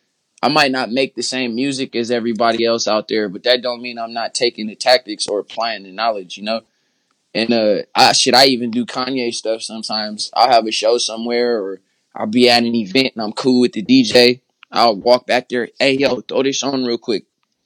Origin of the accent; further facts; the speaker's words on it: Oakland, California, United States; I'm from Oakland, whoop-de-wop.